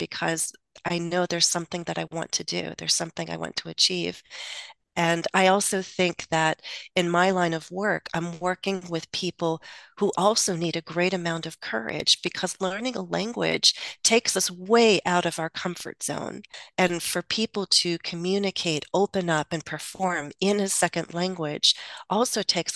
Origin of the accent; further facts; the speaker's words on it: United States; first language English; also born or lived in Russia; I am American. I think in English